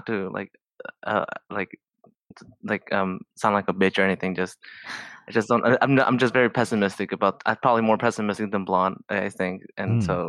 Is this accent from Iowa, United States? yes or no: no; California, United States; I grew up and lived in Southern California all my life.